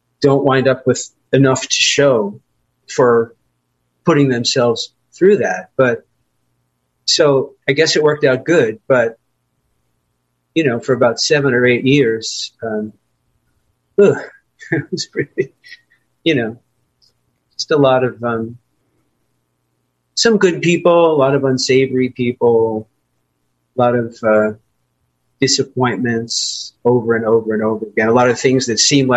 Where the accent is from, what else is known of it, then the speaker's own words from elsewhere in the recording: New York City, New York, United States; also born or lived in Long Island, New York / Manhattan, New York; I was born in Brooklyn, borough of New York City. And then we did what everybody did. We moved to Long Island